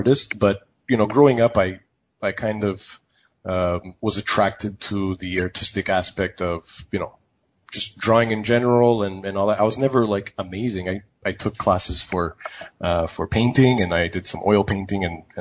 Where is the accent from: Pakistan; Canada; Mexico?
Canada; Montreal, Quebec; moved away as an adult; also born or lived in Toronto / San Francisco; now in Vancouver, Canada; I'm actually from Montreal.